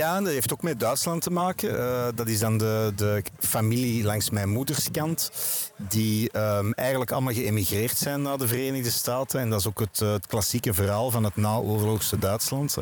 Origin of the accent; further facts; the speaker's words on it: Wilrijk, Flanders, Belgium; ik ben geboren en getogen in Wilrijk